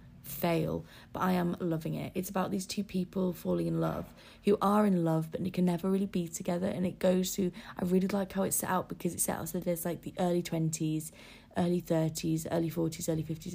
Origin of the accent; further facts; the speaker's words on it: Scarborough, Yorkshire and the Humber, United Kingdom; moved away; Scarborough will always be, like, a little comfort place, because it's my hometown.